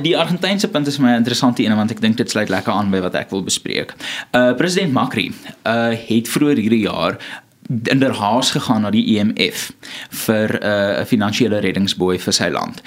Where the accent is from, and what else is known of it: South Africa